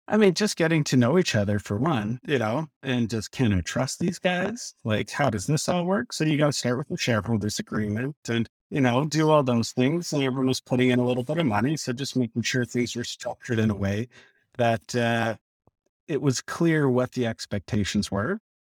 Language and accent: English; Lethbridge, Alberta, Canada; moved away as an adult; also born or lived in Edmonton; I grew up in Lethbridge and, uh, moved up to Edmonton, went to the U